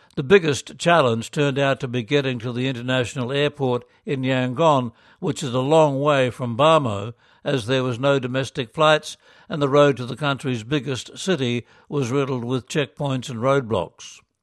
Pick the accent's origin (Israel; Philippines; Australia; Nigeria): Philippines; moved away as an adult; now in Myanmar; Growing up in the Philippines